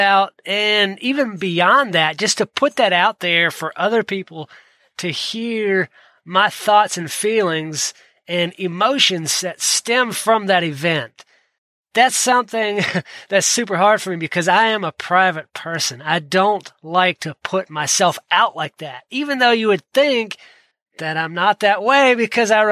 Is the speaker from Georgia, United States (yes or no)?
yes; Georgia, United States; I grew up in Georgia